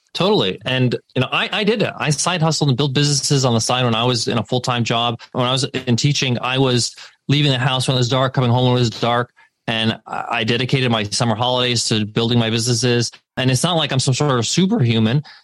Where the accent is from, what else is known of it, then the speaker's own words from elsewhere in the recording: United States; I was born in the States, but we would go back to Egypt over the summer breaks